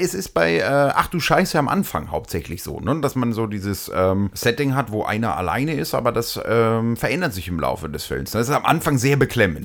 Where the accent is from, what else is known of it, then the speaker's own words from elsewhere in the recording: Franconia, Bavaria, Germany; wir sind ja aus Franken